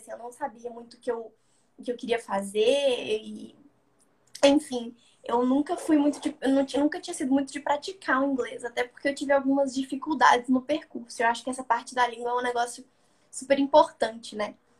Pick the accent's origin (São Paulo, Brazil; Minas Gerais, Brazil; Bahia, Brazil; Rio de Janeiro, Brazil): Minas Gerais, Brazil; Belo Horizonte; Eu nasci e cresci em Belo Horizonte, né? Capital de Minas